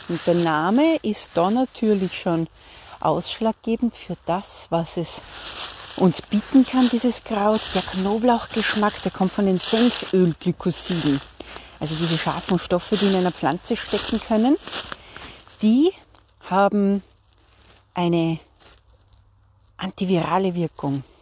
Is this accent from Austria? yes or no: yes; Salzburg, Austria; ich komme ja aus Salzburg